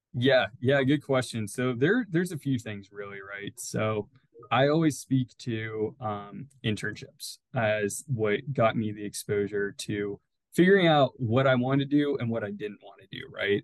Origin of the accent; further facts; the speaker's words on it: Youngstown, Ohio, United States; I grew up in Youngstown, Ohio